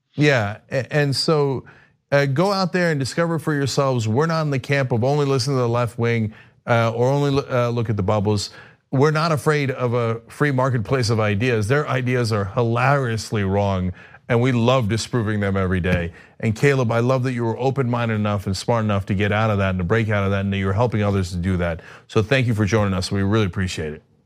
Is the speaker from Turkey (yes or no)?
yes; Turkey; moved away; I'm from Turkey